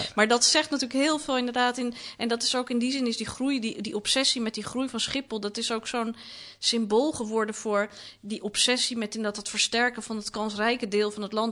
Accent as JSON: {"language": "Dutch", "town": "Amsterdam", "region": "North Holland", "country": "Netherlands", "tie": "born or raised there", "said": "Ik ben opgegroeid in de Watergasmeer"}